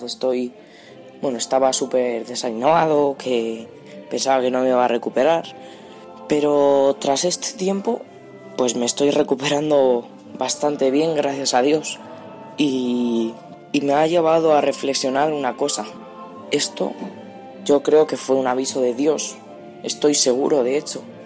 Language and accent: Spanish; Cuenca, Castilla-La Mancha, Spain; tengo 14 años, soy de Cuenca